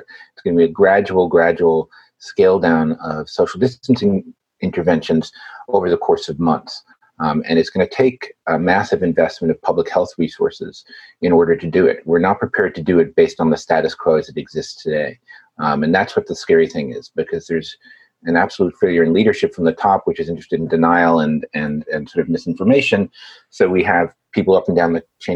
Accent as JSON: {"language": "English", "region": "New York", "country": "United States", "said": "as a New Yorker"}